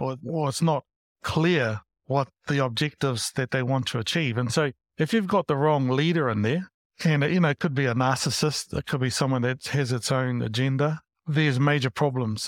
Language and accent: English; Porirua, Wellington, New Zealand; moved away; also born or lived in Christchurch / Hamilton / Auckland; I grew up in Porerua, Wellington